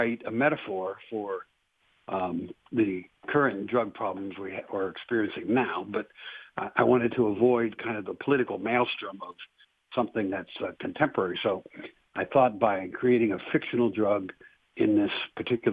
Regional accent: Cincinnati, Ohio, United States; moved away as an adult; also born or lived in Greene County, Ohio / Warren County, Ohio; now in Lebanon, United States; I was actually born and raised in Cincinnati, on the west side of Cincinnati

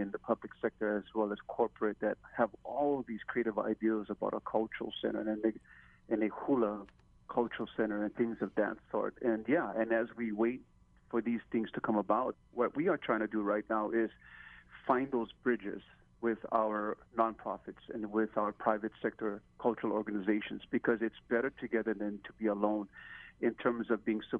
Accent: Honolulu, Hawaii, United States; born and raised in Waikiki, the youngest of nine children

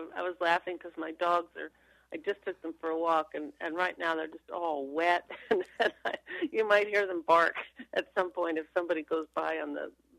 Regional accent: Long Island, New York, United States; moved away as an adult; also born or lived in Vermont / Anchorage, Alaska; now in Haines, United States; I grew up on Long Island, New York

